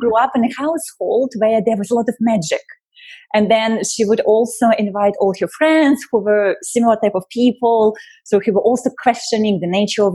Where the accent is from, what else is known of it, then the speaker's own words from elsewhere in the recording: Russia; moved away; I was born in Russia. I was born technically still during the Soviet Union time